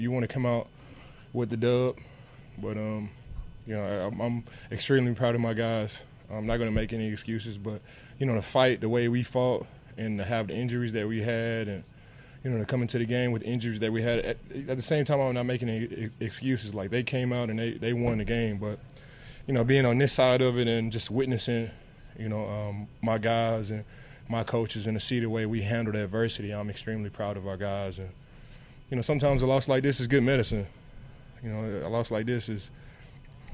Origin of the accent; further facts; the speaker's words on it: Dallas, Texas, United States; I'm from Dallas